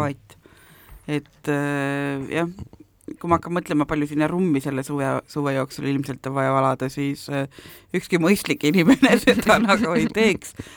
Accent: South Estonia, Estonia; moved away; ma olen ju lõunast pärit

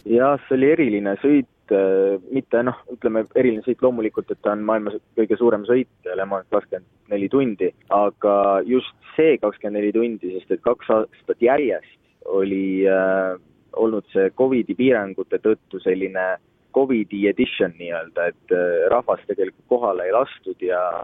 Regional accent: Estonia; ma tõesti olen esimene eestlane

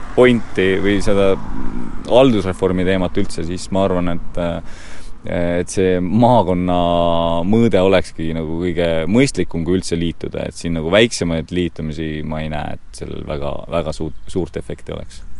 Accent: Tori Parish, Pärnu County, Estonia; now in Järva-Jaani, Estonia; tegelikult ma olen Pärnumailt eh, pärit ja ja Tori vallast

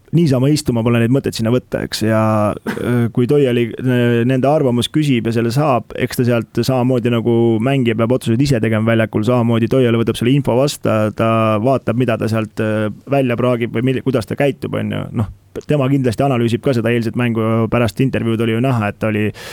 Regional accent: Estonia; meie kui eestlased

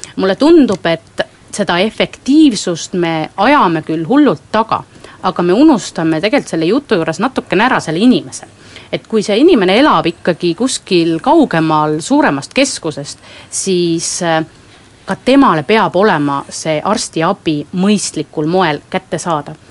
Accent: Võru County, Estonia; minu kodukandist Võrumaast

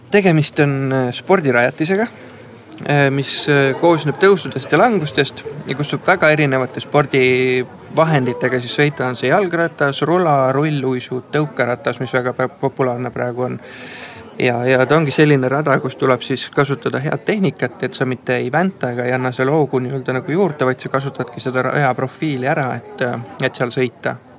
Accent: Mulgimaa, Viljandi County, Estonia; me oleme mulgid

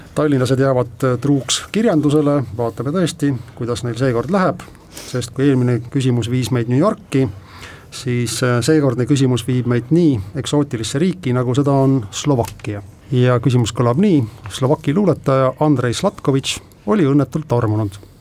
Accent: Rakvere, Lääne-Viru County, Estonia; minu kodulinna Rakveresse.

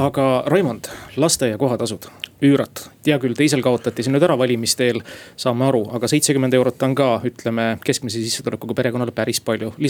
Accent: Tallinn, Harju County, Estonia; mina olen keskmine tallinlane, kes muretseb nii enda perekonna kui oma pensionieas vanemate pärast

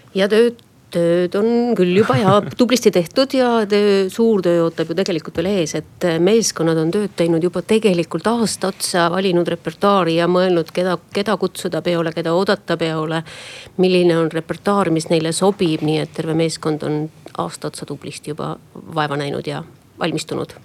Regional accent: Estonia; me oleme eestlased et me elame siin vabas Eestis

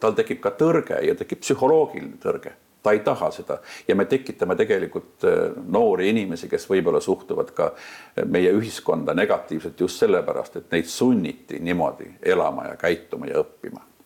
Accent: Maardu, Harju County, Estonia; mina olen õppinud sellises koolis mõne aasta küll ainult, kui ma elasin lapsena Kallaveres mis praegu kannab nime Maardu

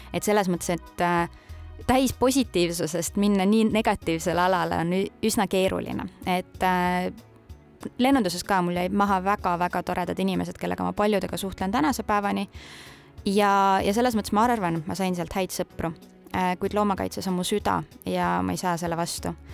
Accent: Annikoru, Tartu County, Estonia; mina olen pärit Tartu maakonnast, väikesest külast nimega Annikoru ja käisin Puhja gümnaasiumis oma esimese koolitee

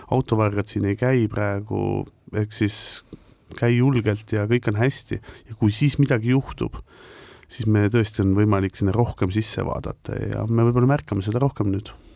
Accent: Estonia; also born or lived in Netherlands; natuke oleme ikkagi eestlased

